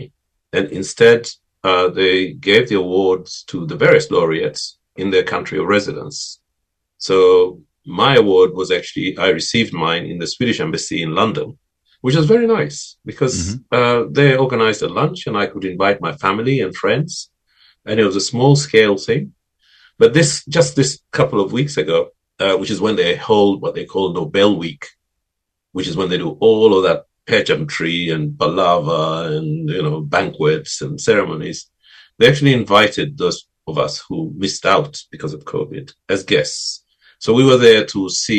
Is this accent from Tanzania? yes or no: yes; Zanzibar, Tanzania; where I grew up in Zanzibar